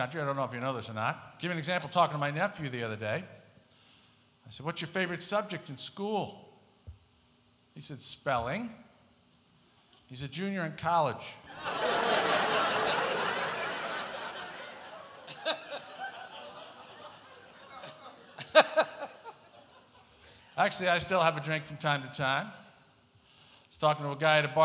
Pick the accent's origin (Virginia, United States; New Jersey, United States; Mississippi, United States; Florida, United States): New Jersey, United States; Pennsauken; moved away as an adult; now in Las Vegas, United States; I was born and raised in the western portion of the lower nut. Small town called Pennsauken, New Jersey.